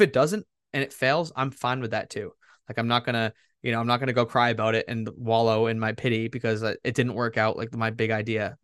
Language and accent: English; Massachusetts, United States; I'm from Massachusetts.